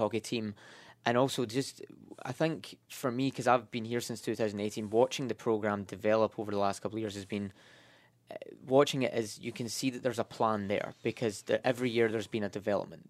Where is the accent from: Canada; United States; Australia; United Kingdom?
United Kingdom; Scotland; moved away; I'm from Scotland